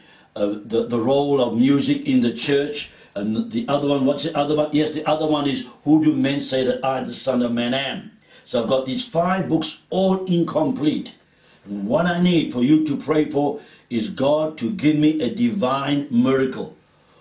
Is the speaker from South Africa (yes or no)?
yes; South Africa; As a South African, I grew up in the period of apartheid